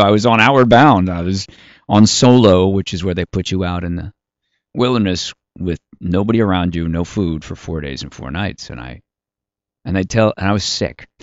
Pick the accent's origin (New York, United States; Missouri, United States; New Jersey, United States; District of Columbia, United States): District of Columbia, United States; Washington; I grew up on Capitol Hill, seven blocks from the Capitol.